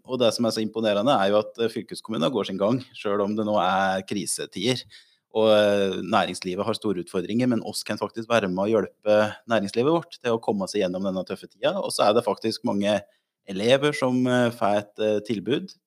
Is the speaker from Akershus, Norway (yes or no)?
no; Otta, Innlandet, Norway; now in Lillehammer, Norway; jeg er fra Otta og bor på Lillehammer